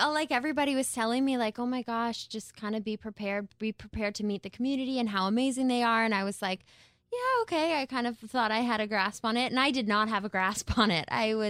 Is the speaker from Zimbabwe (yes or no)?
no; Canada